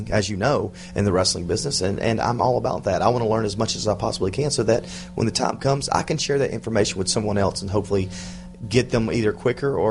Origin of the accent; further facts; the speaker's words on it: the South, United States; because I was from the South